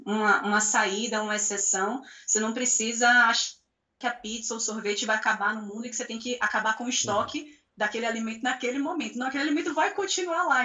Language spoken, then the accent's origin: Portuguese; Salvador, Bahia, Brazil; Eu sou de Salvador também